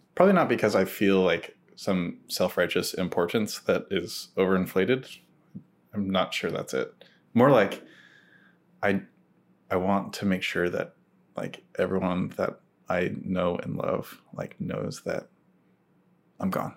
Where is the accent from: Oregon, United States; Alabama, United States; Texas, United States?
Oregon, United States; Tigard; moved away as an adult; also born or lived in Oklahoma City / Portland; I grew up in Tigard